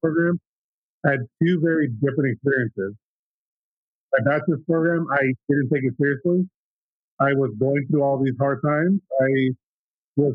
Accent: San Diego, California, United States; now in San Jose, United States; I was born in San Diego, California

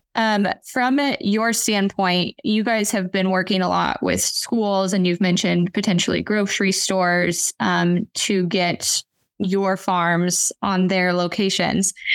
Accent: Western Kansas, United States; moved away; I'm from Western Kansas originally

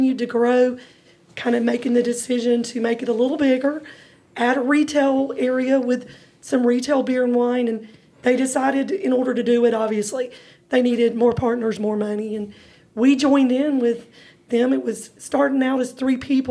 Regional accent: Bainbridge, Georgia, United States; also born or lived in Atlanta, Georgia; Grew up in a small town in South Georgia, Bainbridge Bearcats

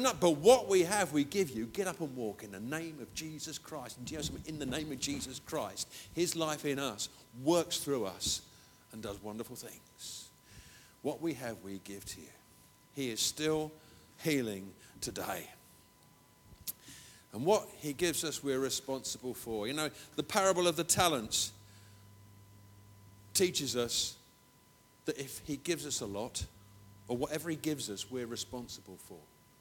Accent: England, United Kingdom

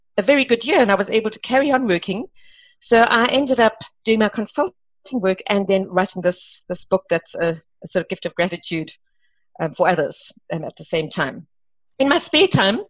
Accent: East London, Eastern Cape, South Africa; moved away as an adult; also born or lived in Namibia / Grahamstown / Durban; I grew up in the Eastern Cape after originally completing my first 2 years in Namibia, first 2 years of school. And so I'm a typical Eastern Cape small town, being East London girl

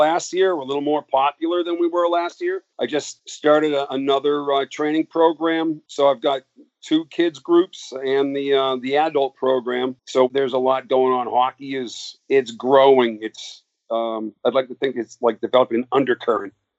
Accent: Massachusetts, United States; I grew up in Massachusetts, about 45 miles north and west of Boston, out in the woods.

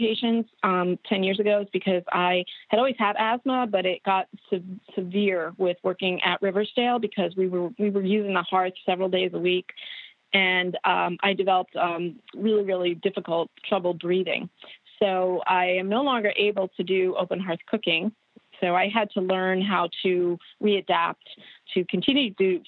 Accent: New York, United States; moved away as an adult; also born or lived in Geneva, New York; now in Maryland, United States; I'm actually from New York, even though I do a lot with Maryland food history. I've lived here for almost 22 years. I grew up right outside of New York City

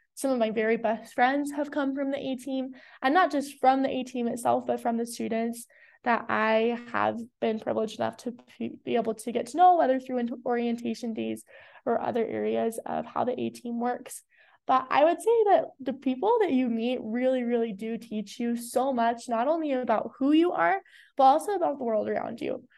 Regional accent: South Jordan, Utah, United States; I am from South Jordan, Utah

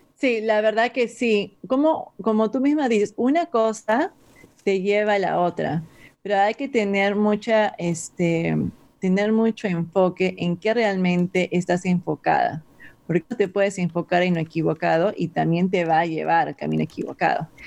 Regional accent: Peru; moved away; yo soy de Perú y yo he sido criada con papa y arroz mezclado

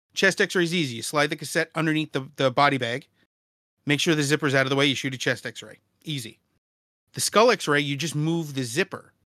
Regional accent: New York City, New York, United States; I grew up in Brooklyn in the nineties.

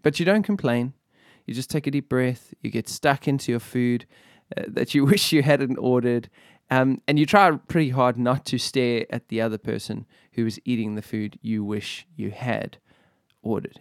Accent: Benoni, Gauteng, South Africa; I come from Benoni.

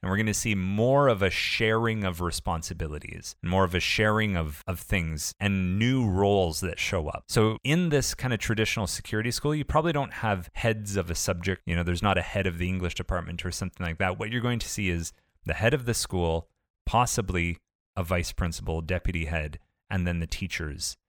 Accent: Ontario, Canada

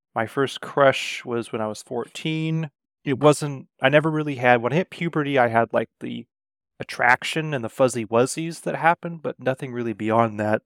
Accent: Renton, Washington, United States; I was born in Renton, Washington, to two loving parents

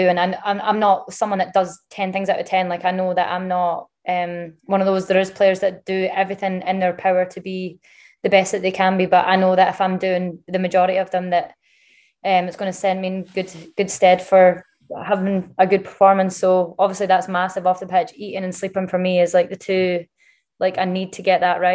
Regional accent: Scotland, United Kingdom; moved away; also born or lived in Germany / England; I'm Scottish through and through

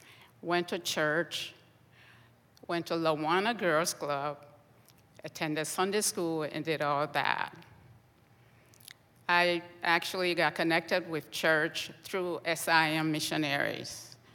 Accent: Liberia; moved away; I'm from Liberia, West Africa.

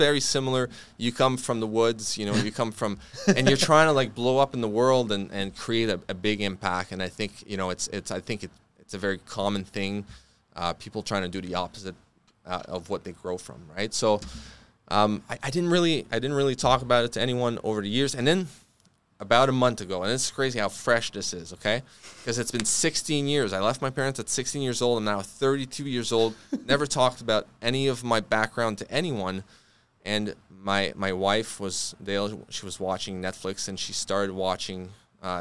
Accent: Fort-Coulonge, Quebec, Canada; I come from Fort Collonges is a very, very rough town.

